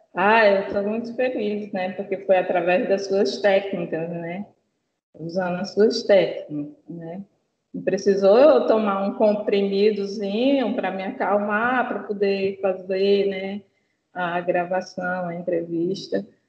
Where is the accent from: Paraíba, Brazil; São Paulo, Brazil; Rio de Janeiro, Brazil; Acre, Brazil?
Acre, Brazil; Rio Branco; eu sou de Rio Branco, Acre